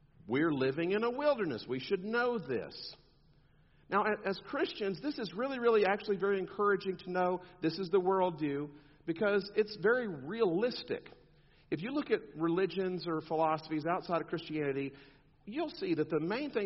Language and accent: English; South Texas, United States; I'm from South Texas